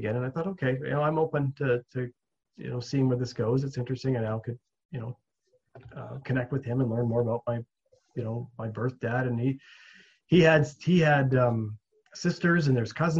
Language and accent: English; Williams Lake, British Columbia, Canada; I grew up in Williams Lake, the town I grew up in.